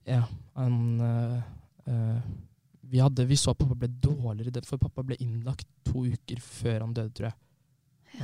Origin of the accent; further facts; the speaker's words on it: Fredrikstad, Østfold, Norway; also born or lived in Trondheim; Har levd i Fredrikstad nesten hele mitt liv